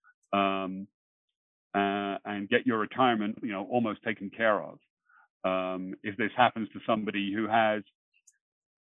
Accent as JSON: {"language": "English", "region": "England", "country": "United Kingdom", "moved": "yes", "lives_now": "Long Island, United States", "said": "I'm originally from England."}